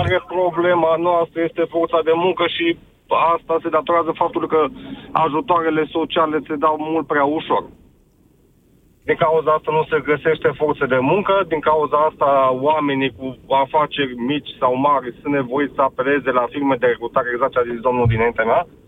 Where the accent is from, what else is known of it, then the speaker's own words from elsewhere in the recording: Târgu Mureș, Mureș County, Romania; moved away as an adult; now in Ploiești, Romania; eu de, de loc sunt din Târgu Mureș